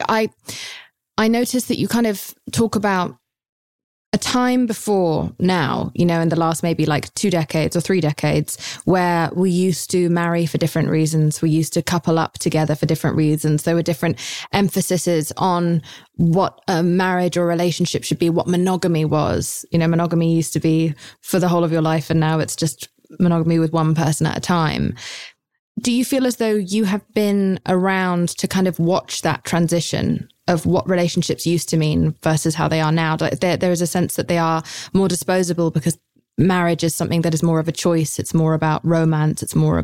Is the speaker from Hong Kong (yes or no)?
no; United Kingdom; I'm British